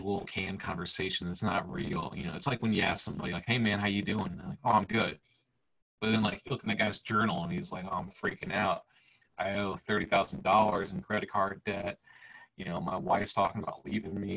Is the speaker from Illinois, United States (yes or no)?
yes; Illinois, United States; now in Tennessee, United States; I grew up in Illinois, and now I live in Tennessee